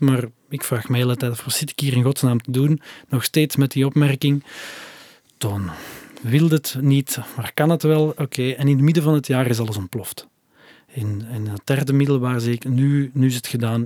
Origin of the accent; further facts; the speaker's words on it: Flanders, Belgium; bij ons in Torp